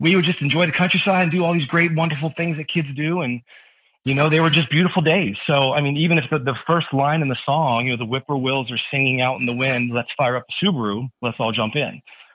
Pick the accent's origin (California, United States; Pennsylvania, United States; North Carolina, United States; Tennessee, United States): Pennsylvania, United States; Pittsburgh; moved away as an adult; also born or lived in New Mexico; I'm born and raised in Pittsburgh, Pennsylvania